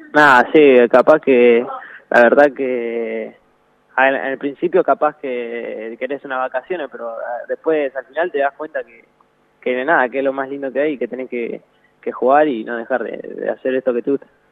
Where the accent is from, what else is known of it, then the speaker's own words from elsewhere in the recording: Tandil, Buenos Aires Province, Argentina; acá en Tandil, porque yo soy de Tandil